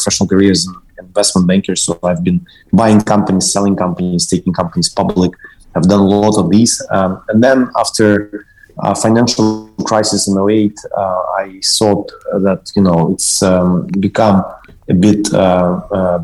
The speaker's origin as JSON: {"language": "English", "region": "Kyiv", "country": "Ukraine", "tie": "born or raised there", "also_born_or_lived": "London", "moved": "yes", "said": "I am Ukrainian-Russian by origin. I was born in Kiev"}